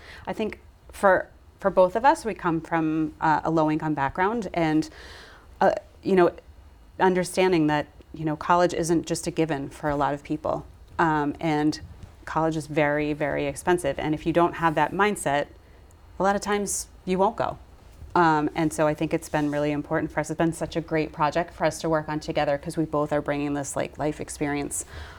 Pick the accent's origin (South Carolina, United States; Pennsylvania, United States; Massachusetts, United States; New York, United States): Massachusetts, United States; Brockton; how different their experience living here mm-hmm. has been than mine, than growing up in Brockton.